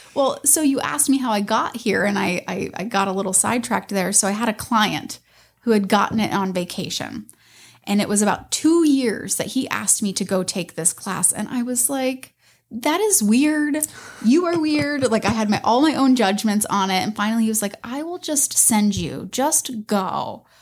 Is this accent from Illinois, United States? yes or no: no; Tampa Road, Pinellas County, Florida, United States; I grew up on Tampa Road.